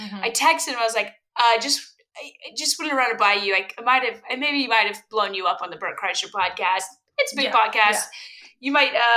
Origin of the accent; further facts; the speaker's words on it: Louisville, Kentucky, United States; Growing up in Louisville, Kentucky, mind you, Louisville, Kentucky is the largest small town in the world